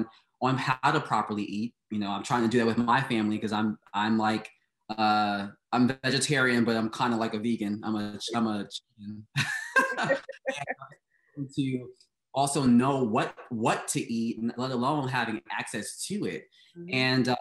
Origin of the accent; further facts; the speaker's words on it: New York City, New York, United States; I grew up in Brooklyn and Bed-Stuy